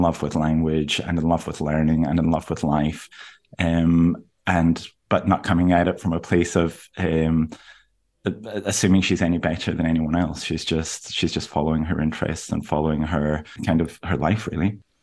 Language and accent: English; Aberdeen, Scotland, United Kingdom; moved away; I'm from Aberdeen, where a lot of the book is set, which is northeast Scotland